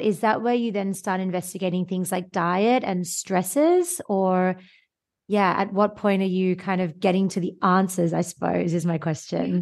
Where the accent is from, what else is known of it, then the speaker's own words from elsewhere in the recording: Sydney, New South Wales, Australia; moved away; also born or lived in Northern Hemisphere; I live in the Northern Hemisphere now and I'm from Australia, so vitamin D was never something I had to think about coming from Sydney, Australia